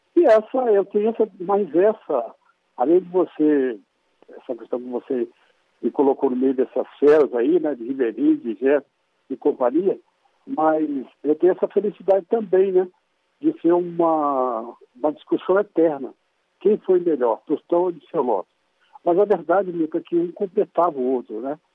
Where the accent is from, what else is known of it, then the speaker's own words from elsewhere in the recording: Pedro Leopoldo, Minas Gerais, Brazil; quando eu comecei a jogar aqui na minha terra, em Pedro Leopoldo